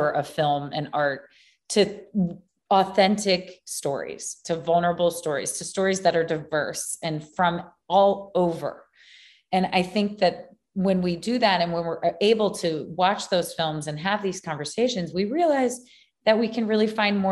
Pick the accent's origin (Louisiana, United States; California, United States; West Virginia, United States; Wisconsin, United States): Louisiana, United States; Baton Rouge; also born or lived in New Orleans; I grew up in Baton Rouge, which is LSU